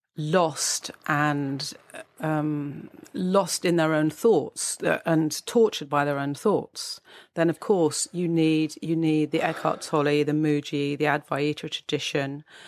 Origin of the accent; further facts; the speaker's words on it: United Kingdom; as we're British